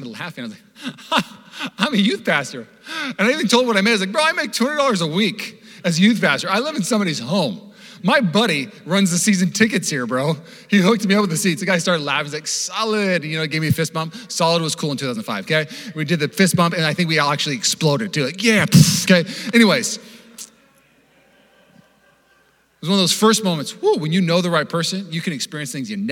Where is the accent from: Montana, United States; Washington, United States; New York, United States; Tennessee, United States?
Washington, United States; Seattle; I grew up in Seattle.